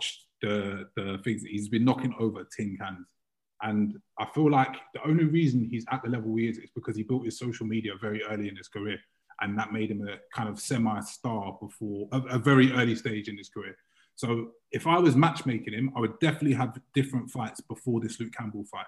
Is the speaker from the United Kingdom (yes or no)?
yes; United Kingdom; us as British fight fans